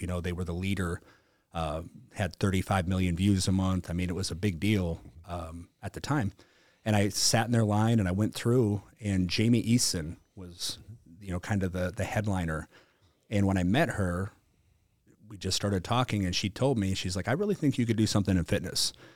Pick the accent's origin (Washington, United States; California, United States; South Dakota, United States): South Dakota, United States; I was from South Dakota